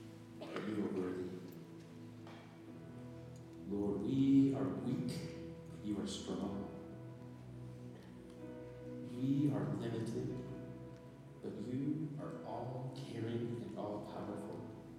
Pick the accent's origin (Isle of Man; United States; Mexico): United States; Nebraska; also born or lived in Japan / Pennsylvania, United States / Indiana, United States / New York, United States; now in Minnesota, United States; And you know, I'm from Nebraska. I've lived in Japan, I've lived in Pennsylvania, Indiana, New York, and we have snow in these places.